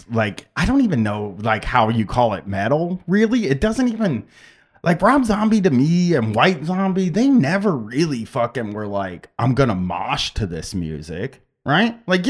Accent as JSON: {"language": "English", "town": "Groveport", "region": "Ohio", "country": "United States", "tie": "born or raised there", "said": "I remember growing up in Groveport"}